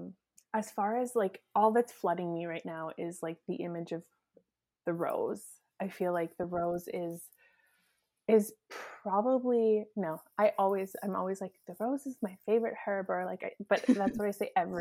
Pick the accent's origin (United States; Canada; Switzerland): Canada; Edmonton, Alberta; moved away as an adult; now in Saskatchewan, Canada; I grew up in Alberta, right? Like in Edmonton, so it's like wild rose country.